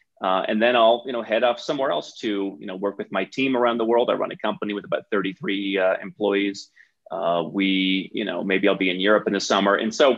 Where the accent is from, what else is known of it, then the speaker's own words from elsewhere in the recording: Cleveland, Ohio, United States; moved away as an adult; also born or lived in Bogota, Colombia; I grew up in Cleveland, Ohio.